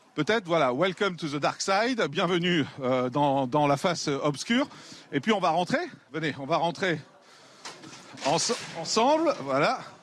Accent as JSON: {"language": "French", "town": "Marseille", "region": "Provence-Alpes-Côte d'Azur", "country": "France", "tie": "born or raised there", "said": "j'ai grandi à Marseille"}